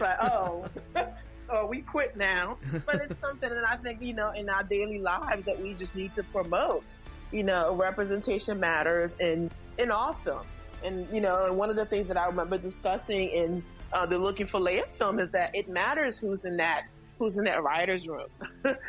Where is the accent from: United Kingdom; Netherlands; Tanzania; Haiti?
Haiti; moved away; I'm originally from Haiti, so mm-hmm. I'm from the Caribbean. Um, and you know, as when I was in Haiti